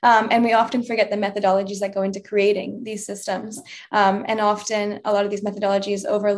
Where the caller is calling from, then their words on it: San Diego, California, United States; My pronouns are she, her, hers, and I'm calling in from sunny San Diego.